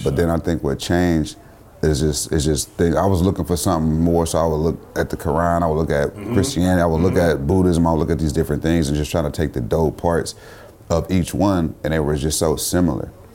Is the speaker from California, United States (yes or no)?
yes; Richmond, California, United States; also born or lived in Oakland, California; I'm from the town, I'm from Richmond, I'm from these places. Like I lived in these places my whole life.